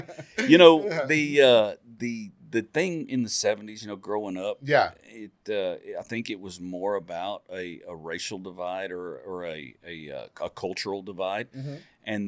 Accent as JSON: {"language": "English", "town": "Waco", "region": "Texas", "country": "United States", "tie": "born or raised there", "also_born_or_lived": "Valley Mills, Texas", "said": "I grew up in South Waco"}